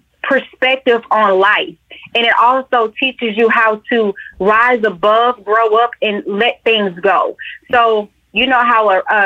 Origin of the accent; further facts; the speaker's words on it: Atlanta, Georgia, United States; Georgia bred and born. I am from Atlanta, born at Georgia Baptist.